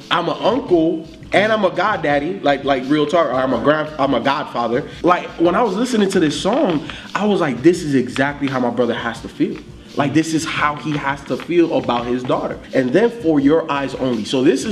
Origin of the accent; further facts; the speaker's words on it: Miami, Florida, United States; I grew up in Miami.